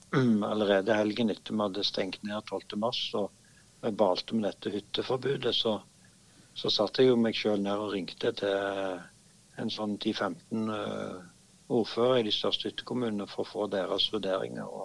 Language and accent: Norwegian; Stavanger, Rogaland, Norway; Det ene at jeg eh, får mulighet til å bo hjemme i Stavanger